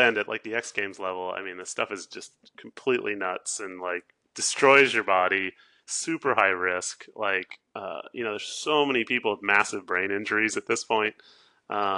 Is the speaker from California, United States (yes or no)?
yes; Southern California, United States; moved away as an adult; also born or lived in San Francisco; now in Oregon, United States; I grew up in Southern California